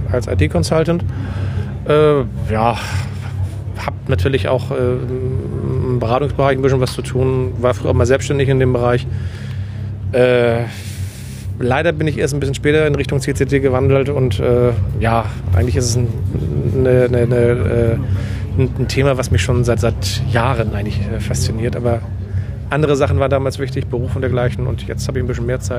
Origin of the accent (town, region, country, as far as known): Hamburg, Germany